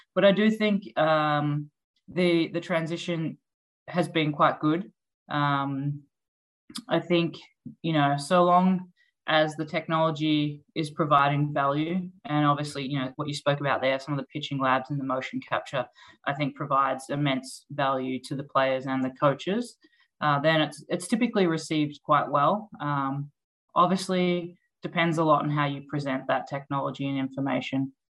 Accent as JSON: {"language": "English", "country": "Australia", "also_born_or_lived": "Melbourne, Australia", "moved": "as an adult", "lives_now": "United States", "said": "I'm obviously from Australia."}